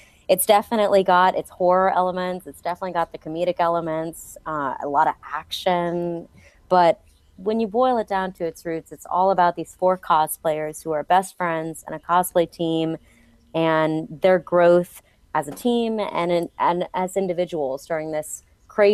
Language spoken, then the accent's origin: English; Atlanta, Georgia, United States; for whatever reason, I never picked up a Southern accent growing up in Atlanta.